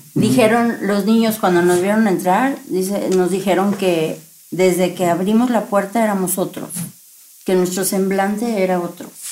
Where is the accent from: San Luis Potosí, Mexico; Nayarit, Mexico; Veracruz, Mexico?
Veracruz, Mexico; yo soy de Veracruz